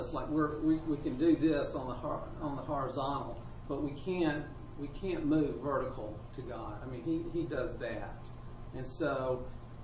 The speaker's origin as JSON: {"language": "English", "country": "United States", "tie": "born or raised there", "said": "growing up in America"}